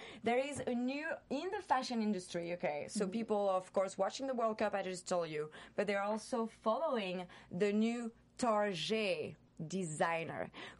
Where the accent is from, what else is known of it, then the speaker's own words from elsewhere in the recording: Seattle, Washington, United States; now in France; even when I grew up in Seattle, people were like, oh, Sunday we're going to Tarjay.